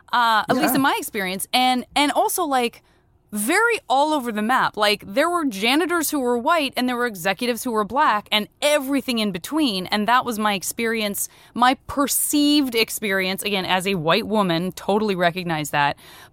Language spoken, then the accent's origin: English; Tucson, Arizona, United States; I'm from Tucson. My city is like there.